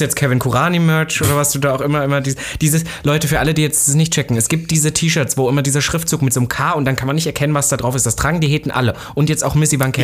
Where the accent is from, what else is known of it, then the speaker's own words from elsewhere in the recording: Saxony-Anhalt, Germany; bei uns in Sachsen-Anhalt